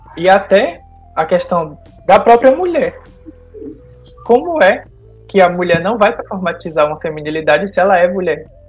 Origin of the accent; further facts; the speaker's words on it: Paraíba, Brazil; now in Bahia, Brazil; eu sou natural da Paraíba, mas desde 2007 eu tô morando na Bahia